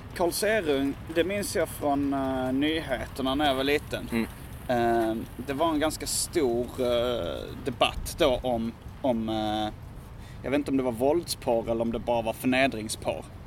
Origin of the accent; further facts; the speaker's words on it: Hjärup, Skåne, Sweden; jag är ju uppvuxen i Hjärup som ligger i, låg då i Staffanstorps mm. kommun